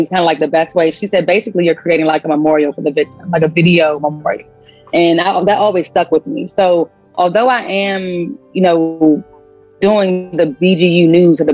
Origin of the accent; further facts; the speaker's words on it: Washington, District of Columbia, United States; also born or lived in Prince George's County, Maryland; I was raised early on in the DC area, and then I moved to PG. So a little bit of both, DC, PG